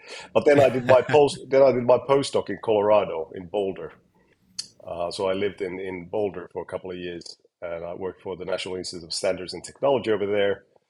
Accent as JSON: {"language": "English", "region": "Uusimaa", "country": "Finland", "tie": "born or raised there", "second_language": "English", "lives_now": "United Kingdom", "said": "So I am a native Finnish person. So born in Finland, quite close to Helsinki. Went to school nearby Helsinki, kind of a suburban town."}